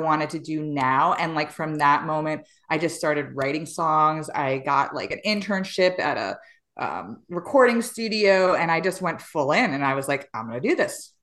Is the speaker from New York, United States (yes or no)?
yes; New York, United States; I was born and raised in New York in the same Hood is Dolores